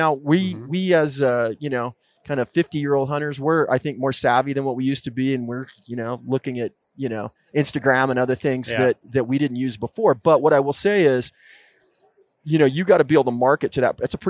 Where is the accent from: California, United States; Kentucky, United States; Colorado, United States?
Colorado, United States; now in Oregon, United States; you know, we're out here in the West. I grew up in the West.